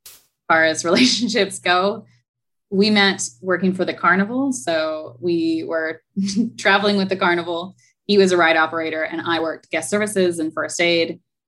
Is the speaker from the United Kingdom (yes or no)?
no; Alberta, Canada; now in Bahamas; So I am Canadian. I am from Alberta. We moved a lot as kids.